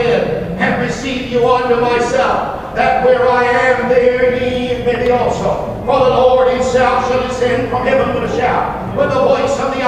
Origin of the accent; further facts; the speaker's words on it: Baker, United States; I grew up in Baker, and Rich was our Walmart